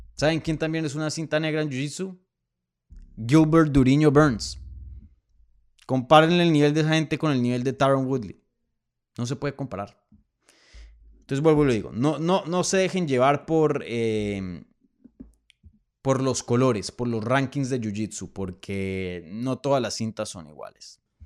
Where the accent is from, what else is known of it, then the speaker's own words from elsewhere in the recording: Bogotá, Bogotá Capital District, Colombia; moved away; Bogotá, mi tierrita, que la extraño mucho